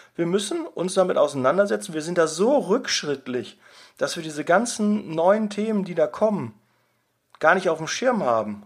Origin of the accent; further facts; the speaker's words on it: Ruhr area, North Rhine-Westphalia, Germany; bei uns im Ruhrgebiet